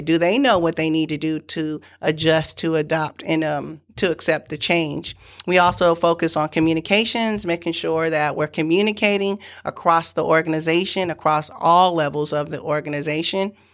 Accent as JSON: {"language": "English", "town": "San Francisco", "region": "California", "country": "United States", "tie": "born or raised there", "also_born_or_lived": "Galveston, Texas", "said": "we moved from Galveston, Texas, Texas to San Francisco, California. Uh, we moved in with my great aunt and uncle"}